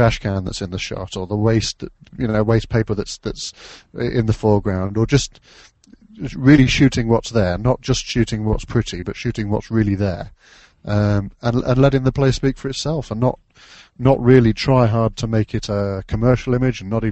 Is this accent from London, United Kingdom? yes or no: no; Derby, East Midlands, United Kingdom; moved away as an adult; now in Cheshire, United Kingdom; I'm from the UK. I grew up in Derbyshire, which is around about smack bang in the middle of the British Isles